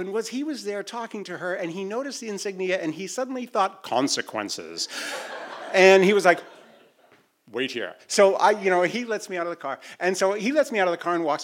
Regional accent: Boston, Massachusetts, United States; I'm a you know middle class white guy from Boston

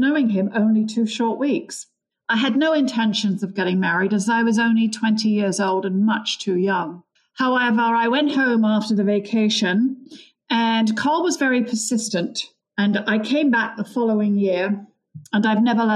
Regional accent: London, United Kingdom; moved away as an adult; now in United States; I grew up in London, England. My parents emigrated from Ireland

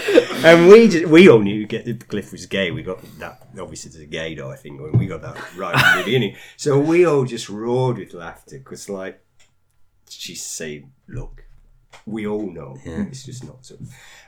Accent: United Kingdom; because, you know, we're British, we don't talk about sex.

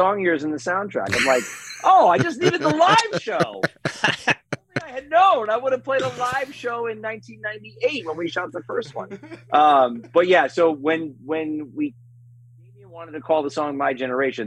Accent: Las Vegas, Nevada, United States; Vegas, which is my hometown.

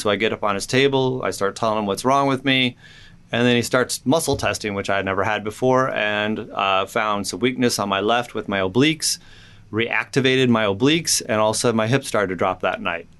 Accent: Indiana, United States; also born or lived in California; I grew up in Indiana, but before that, I was in California for a couple years

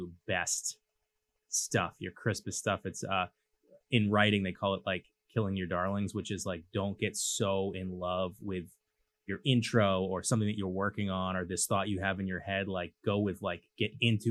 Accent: Cambridge, Massachusetts, United States; also born or lived in Southborough; I'm a city kid. I grew up in Cambridge

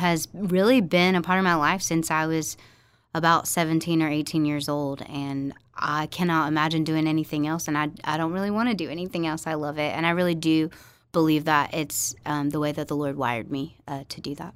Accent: Farmville, Virginia, United States; moved away as an adult; also born or lived in New Orleans, Louisiana / Tennessee; I grew up in Virginia

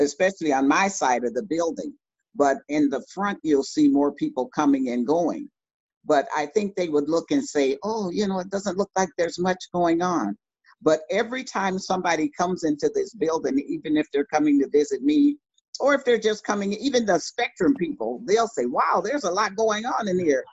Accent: Milwaukee, Wisconsin, United States; I always feel a connectedness to what is called the inner city of Milwaukee

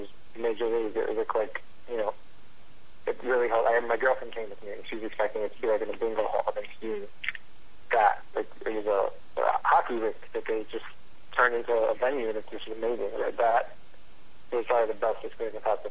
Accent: New York City, New York, United States; I'm from Brooklyn

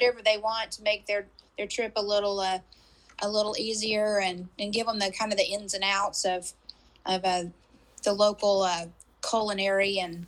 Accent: McKinney, Texas, United States; Yes, Jim, near Dallas, in McKinney.

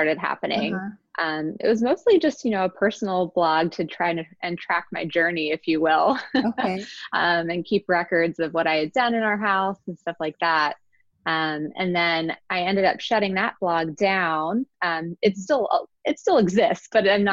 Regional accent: Virginia, United States; moved away as an adult; now in Philadelphia, United States; Grew up in Virginia

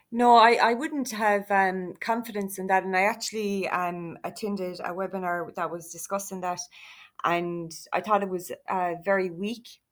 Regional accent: Ireland; We are Irish travellers. We are a significant part um, of Irish society

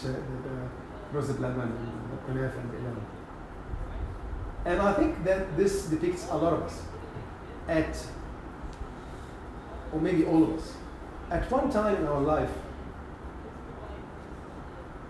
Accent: Upper Egypt, Egypt; moved away; we had a piece of land in Upper Egypt

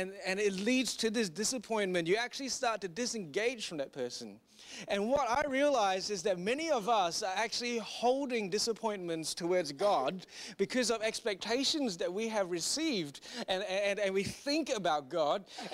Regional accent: Singapore; moved away; I grew up in Singapore

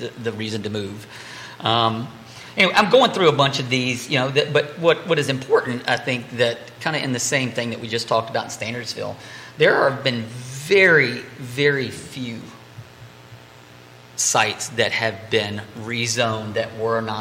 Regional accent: Greene County, Virginia, United States; born and raised in Green, and I still live in a rural area

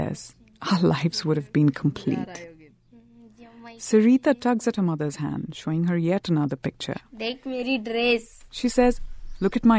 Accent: India; I grew up in India, in an urban middle-class family.

